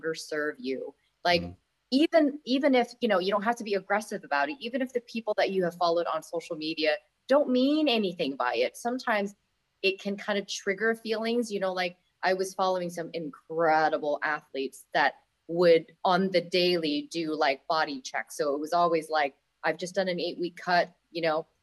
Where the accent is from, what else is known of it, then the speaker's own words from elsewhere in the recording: Bangkok, Thailand; moved away; I come from Thailand, where it's like food capital of the world, in Bangkok